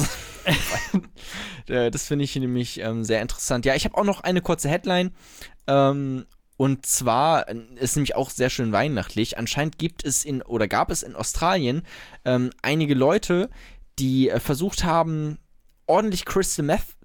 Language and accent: German; Germany; So, wir, wir wissen doch, wie es läuft als, als Deutsche.